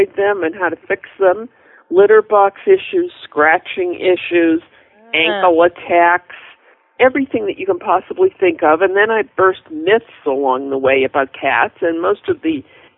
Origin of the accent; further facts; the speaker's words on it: New England, United States; I'm from New England